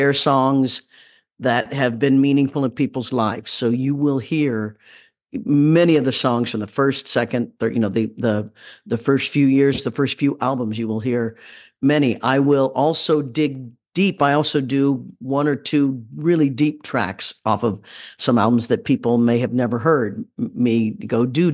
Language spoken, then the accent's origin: English; Leavenworth, Kansas, United States; I'm from Leavenworth, Kansas